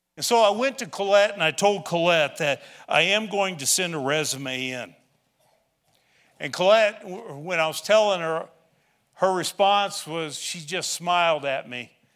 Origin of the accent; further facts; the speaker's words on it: Shawnee County, Kansas, United States; moved away; also born or lived in Illinois; I grew up in Shawnee County, the other side of Topeka.